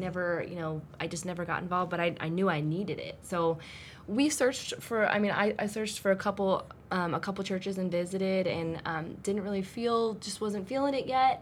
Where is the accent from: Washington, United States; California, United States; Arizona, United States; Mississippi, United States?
Arizona, United States; moved away as an adult; also born or lived in Phoenix, Arizona; now in Northern Virginia, United States; I actually was born and raised in Arizona